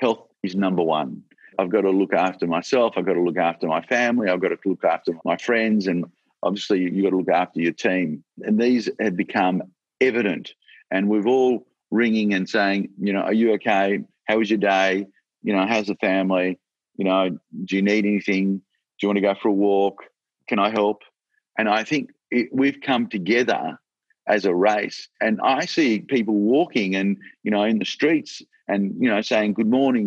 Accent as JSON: {"language": "English", "country": "Australia", "said": "I'm so proud that I'm an Australian, and I'm so proud to be in this country"}